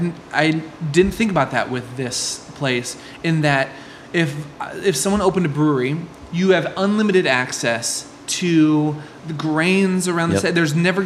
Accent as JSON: {"language": "English", "region": "Nebraska", "country": "United States", "tie": "born or raised there", "said": "I grew up in Nebraska. Uh-huh. Tons of family on farms."}